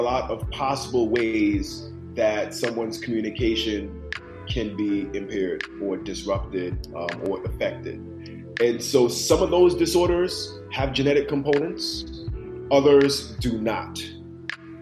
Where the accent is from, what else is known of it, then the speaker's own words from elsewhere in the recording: New York City, New York, United States; I'm from Brooklyn, New York.